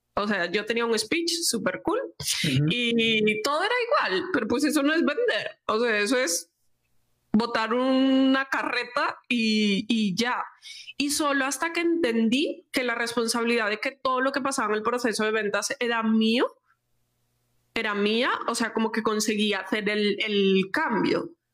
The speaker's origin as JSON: {"language": "Spanish", "region": "Galicia", "country": "Spain", "said": "como buena gallega"}